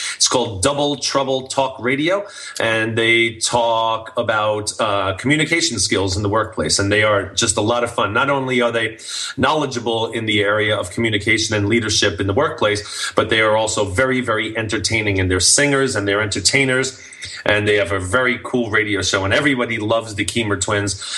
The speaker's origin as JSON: {"language": "English", "town": "New York City", "region": "New York", "country": "United States", "moved": "yes", "lives_now": "Santa Clarita, United States", "said": "I'm from New York City, so I, you know, all my family will be there and everything, and, and I get to go home"}